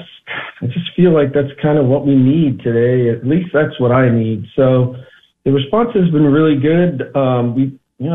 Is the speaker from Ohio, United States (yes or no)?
yes; northeast Ohio, United States; now in Los Angeles, United States; I grew up in Ohio, the northeast part of Ohio